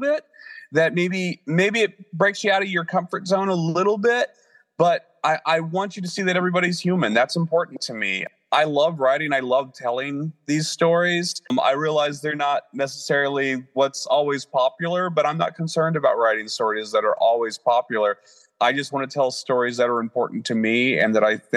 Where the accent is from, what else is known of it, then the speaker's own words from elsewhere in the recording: the Ozarks, United States; moved away as an adult; also born or lived in Phoenix, Arizona; now in Washington, D.C. area, United States; growing up in the Ozarks and moving to Phoenix was a big change, and leaving Phoenix and coming to the Washington, D.C. area was also a big change.